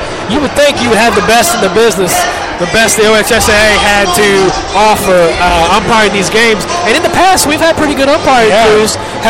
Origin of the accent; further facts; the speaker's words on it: Ohio, United States; And we're from Southern Ohio, so we've seen some bad ones.